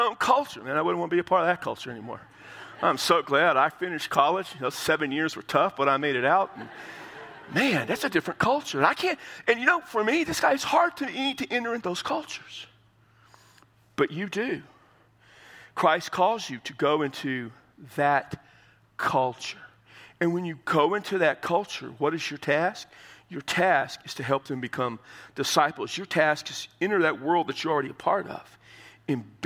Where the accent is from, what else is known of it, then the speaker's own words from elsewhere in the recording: United States; As Americans